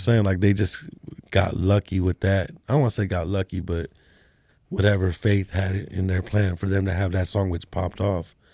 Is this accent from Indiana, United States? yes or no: no; California, United States; moved away; I was from Cali too